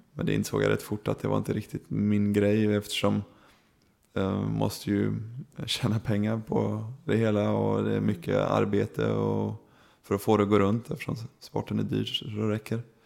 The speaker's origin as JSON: {"language": "Swedish", "country": "Sweden", "moved": "as an adult", "lives_now": "Germany", "said": "att få komma hem till sitt egna land"}